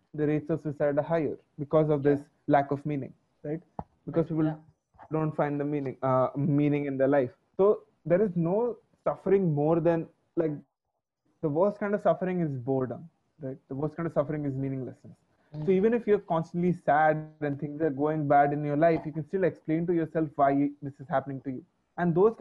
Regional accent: Orissa, Odisha, India; also born or lived in Bangalore; I'm from Orissa

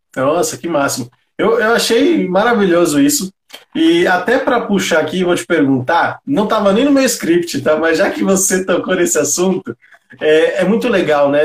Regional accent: São Paulo, Brazil; Eu também sou, né, da periferia de São Paulo, aqui do Grajaú.

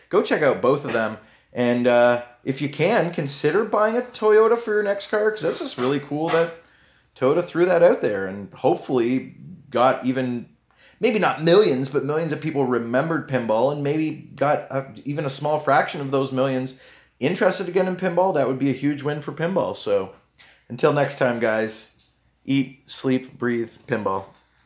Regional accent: Canada; I know I'm Canadian

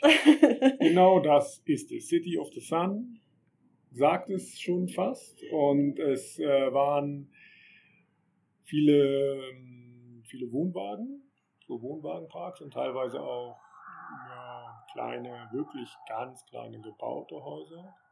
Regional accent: Germany; dass man ja aus Deutschland kommt

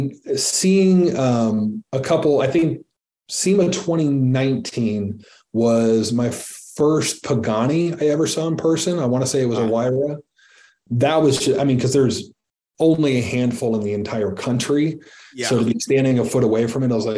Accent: Midwest, United States; I'm still a Midwesterner at heart

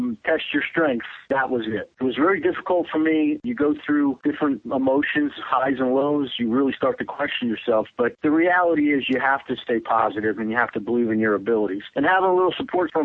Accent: New Jersey, United States; moved away as an adult; now in Texas, United States; I'm from the Northeast. I'm actually from New Jersey, was an active angler with the New Jersey Federation up there

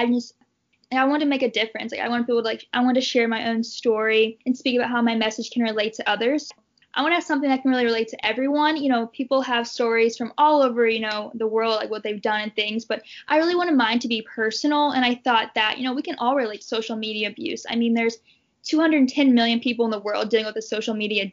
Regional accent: Louisville, Kentucky, United States; I was born and raised in Louisville, Kentucky, and decided to stay

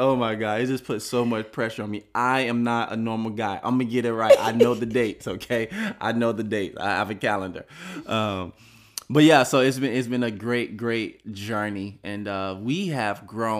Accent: Miami, Florida, United States; We're from Miami

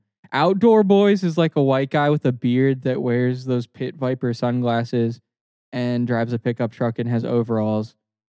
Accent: Alabama, United States; I'm from Alabama

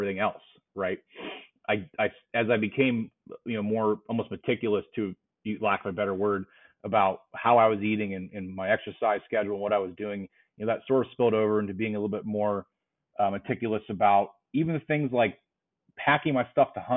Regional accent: Pennsylvania, United States; I love Pennsylvania as a state. It's my home state

